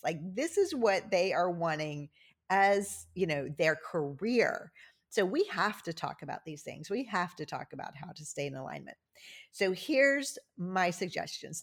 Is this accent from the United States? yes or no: yes; Cajun, Louisiana, United States; I'm Cajun